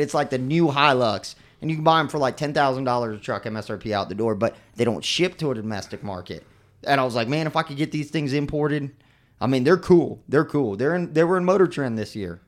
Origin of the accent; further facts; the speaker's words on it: Mosquito Lagoon, Florida, United States; growing up on Mesquite Lagoon